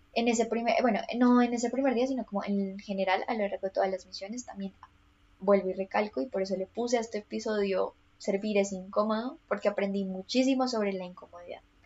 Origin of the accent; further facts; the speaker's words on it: Colombia; soy colombiana, entonces todo esto pasó en contexto colombiano